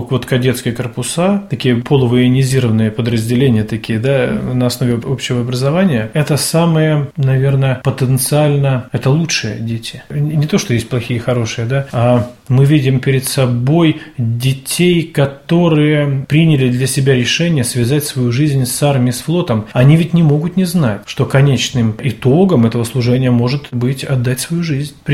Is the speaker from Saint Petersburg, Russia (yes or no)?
no; Polyarny, Murmansk Oblast, Russia; Я из города Полярного.